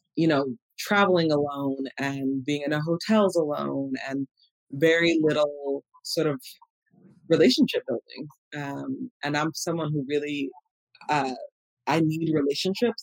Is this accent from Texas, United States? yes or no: no; Los Angeles, California, United States; I I grew up here in in Los Angeles